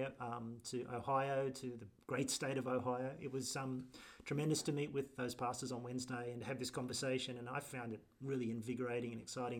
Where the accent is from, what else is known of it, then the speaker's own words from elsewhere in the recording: Australia; as an Australian who doesn't like promotion